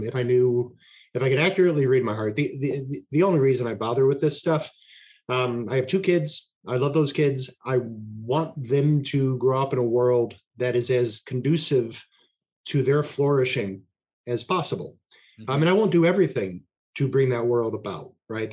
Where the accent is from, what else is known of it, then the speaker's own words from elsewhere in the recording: Alaska, United States; I was raised in Alaska